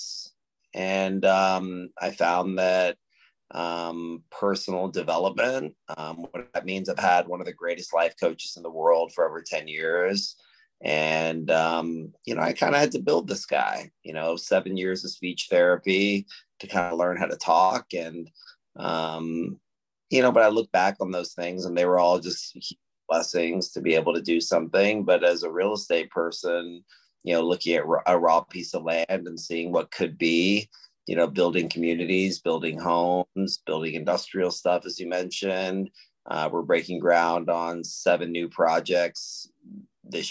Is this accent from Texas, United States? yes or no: yes; Austin, Texas, United States; We're one of the largest real estate owners in Austin, Texas, which is my hometown.